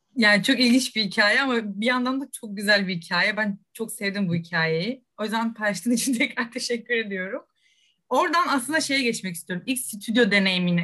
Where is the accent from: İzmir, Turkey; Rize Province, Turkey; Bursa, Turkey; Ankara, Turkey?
Rize Province, Turkey; Rize; Ben de Rizeliyim